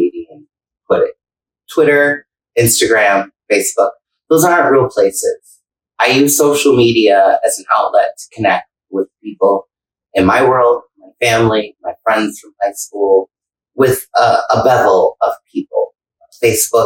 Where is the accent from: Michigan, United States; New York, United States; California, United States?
New York, United States; Buffalo; moved away as an adult; now in Tampa, United States; I'm from Buffalo, working at Club Marcella